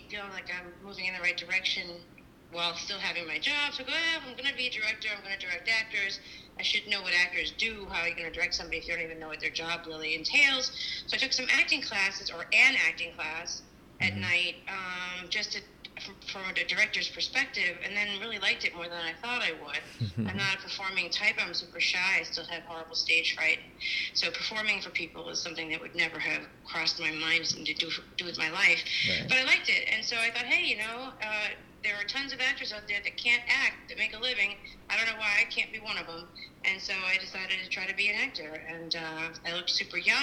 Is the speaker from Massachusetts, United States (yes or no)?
yes; Boston, Massachusetts, United States; I grew up in Boston